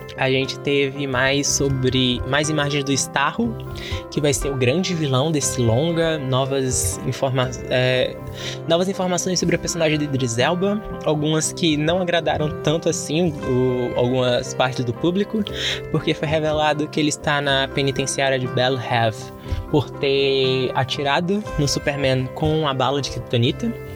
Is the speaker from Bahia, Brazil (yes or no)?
yes; Bahia, Brazil; eu sou baiano. Eu sou aqui do Nordeste